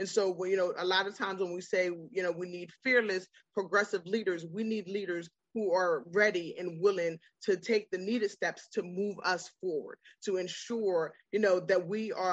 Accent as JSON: {"language": "English", "region": "New York", "country": "United States", "moved": "yes", "lives_now": "Virginia, United States", "said": "I'm from New York."}